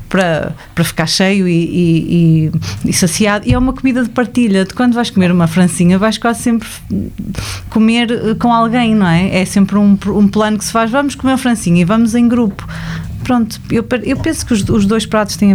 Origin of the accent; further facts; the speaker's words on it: Greater Porto, Norte, Portugal; eu sou suburbana. Sou, Aliás, sou, tu dizes isso muitas vezes eu sou do um Grande Porto, mas sou suburbana, sim, porque é diferente